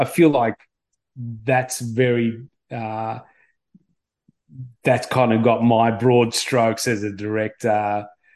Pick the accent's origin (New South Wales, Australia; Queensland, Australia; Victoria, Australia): Victoria, Australia; Melbourne; I grew up in Melbourne.